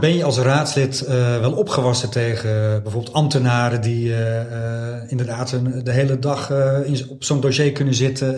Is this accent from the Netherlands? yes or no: yes; Beverwijk, North Holland, Netherlands; also born or lived in Wijk aan Zee; ik woon in Wijk en Zee. Ik kom uit Beverwijk.